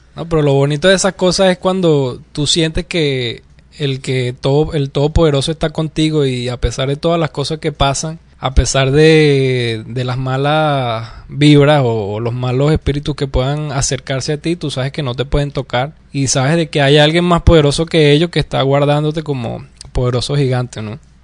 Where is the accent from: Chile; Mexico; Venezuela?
Venezuela; se nota que soy de Venezuela